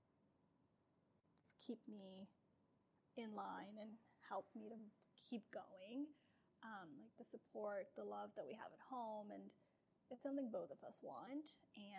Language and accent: English; Pakistan; moved away; I was born and raised in Pakistan